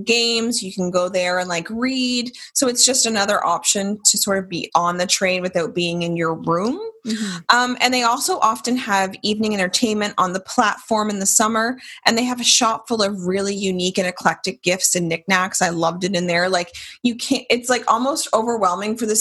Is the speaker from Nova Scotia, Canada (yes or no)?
yes; South Shore, Nova Scotia, Canada; we're both from the South Shore